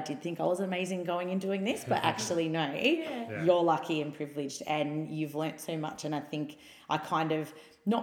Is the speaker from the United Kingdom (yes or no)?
no; Melbourne, Victoria, Australia; I was a student from Australia, from Melbourne, coming to another part of Australia to learn